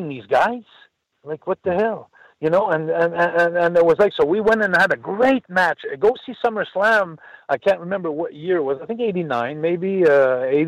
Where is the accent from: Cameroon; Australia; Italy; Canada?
Canada; Montreal, Quebec; from Montreal, my hometown.